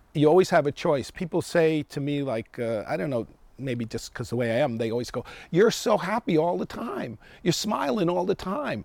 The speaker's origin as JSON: {"language": "English", "town": "New York City", "region": "New York", "country": "United States", "tie": "born or raised there", "also_born_or_lived": "Japan / Northern California", "moved": "yes", "said": "I was looking for my Japanese heritage. So that's basically what it was. And I grew up in the South Bronx of New York."}